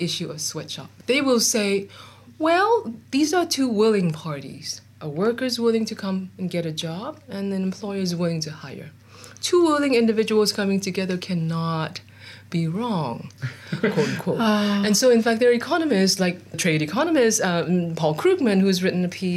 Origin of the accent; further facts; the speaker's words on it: Hong Kong; I grew up in Hong Kong in the 70s and 80s.